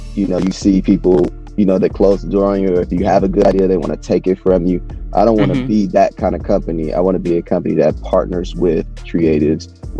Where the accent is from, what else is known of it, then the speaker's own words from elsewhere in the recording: Milwaukee, Wisconsin, United States; moved away as an adult; now in California, United States; I'm from, born and raised in Milwaukee, Wisconsin. Currently living in California right now